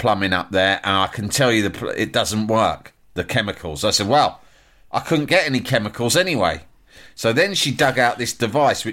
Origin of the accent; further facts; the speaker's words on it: London, United Kingdom; I'm from London.